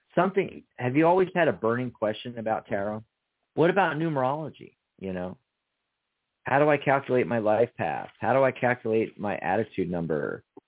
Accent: Pennsylvania, United States; I was born in the 215 area code

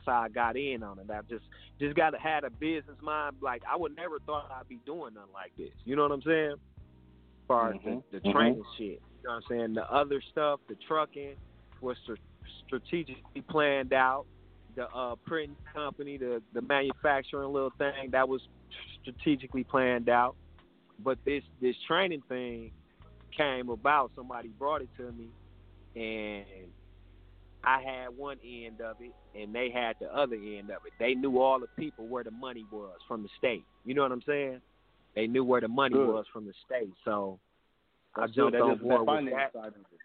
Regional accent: Milwaukee, Wisconsin, United States; So I'm from Milwaukee. I'm from Milwaukee, Wisconsin.

